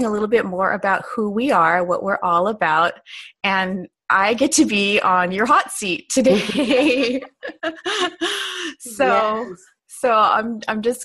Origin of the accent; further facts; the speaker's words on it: Southern California, United States; also born or lived in Hawaii; I am a Southern California native